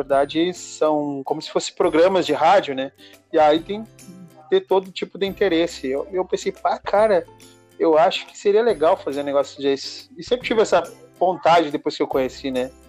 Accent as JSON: {"language": "Portuguese", "region": "Rio Grande do Sul", "country": "Brazil", "said": "nós somos sulistas, moramos no Rio Grande do Sul e nós temos uma cultura diferente da, do pessoal de São Paulo"}